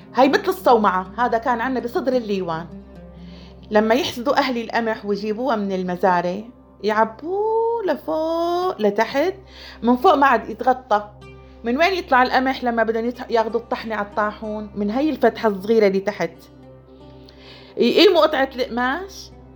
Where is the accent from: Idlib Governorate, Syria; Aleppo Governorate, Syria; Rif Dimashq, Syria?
Rif Dimashq, Syria; Mleiha; بلدتنا طريق بتفوت فيه على المليحة